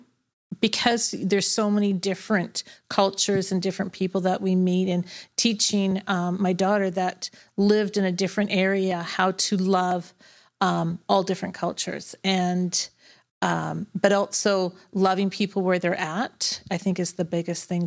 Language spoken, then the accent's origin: English; Surrey, British Columbia, Canada; moved away as an adult; now in Victoria, Canada; I grew up in Surrey and live in Victoria off and on now for the last probably 20 plus years.